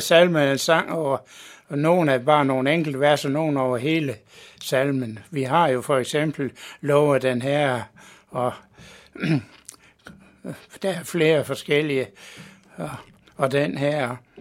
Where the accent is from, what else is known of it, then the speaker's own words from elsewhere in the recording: Mors, North Denmark Region, Denmark; moved away as an adult; now in Copenhagen, Denmark; Jeg er født på Mors for 76